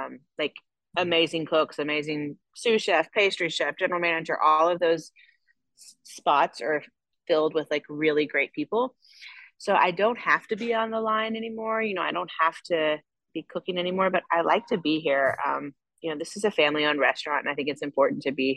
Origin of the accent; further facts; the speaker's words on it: Paducah, Kentucky, United States; moved away as an adult; also born or lived in Lexington / New York / Chicago / Birmingham; Born and raised in Paducah, Kentucky. And I'm back here now raising a family